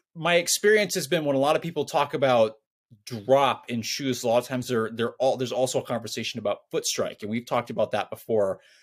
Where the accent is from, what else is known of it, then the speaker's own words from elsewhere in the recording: Scotland, United Kingdom; I'm Scottish